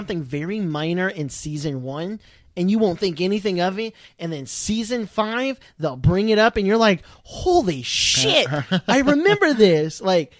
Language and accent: English; Ireland; this is kind of a fun one for me being Irish, right?